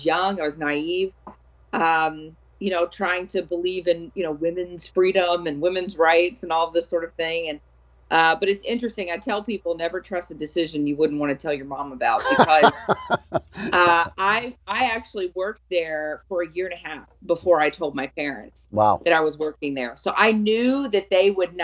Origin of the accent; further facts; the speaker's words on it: South Louisiana, United States; I grew up in South Louisiana